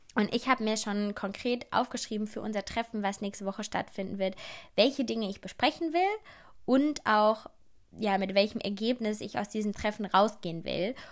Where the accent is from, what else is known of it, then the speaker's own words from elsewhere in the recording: Germany; ich bin in Deutschland geboren